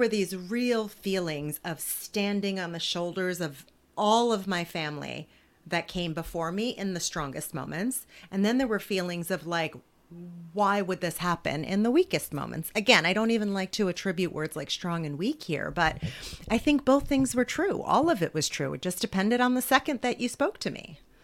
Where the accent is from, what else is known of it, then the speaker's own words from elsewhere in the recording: New Jersey, United States; I grew up in poverty in New Jersey